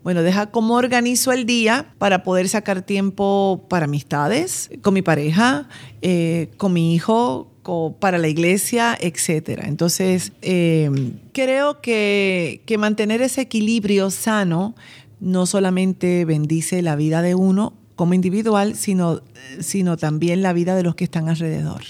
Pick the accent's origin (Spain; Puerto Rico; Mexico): Puerto Rico; Bayamón; yo soy de Puerto Rico y nací en un pueblo que se llama Bayamón y allí prácticamente nací en la iglesia